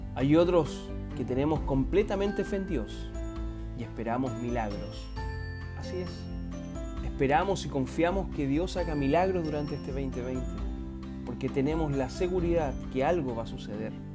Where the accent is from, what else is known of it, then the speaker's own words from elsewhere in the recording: Chile; nosotros como chilenos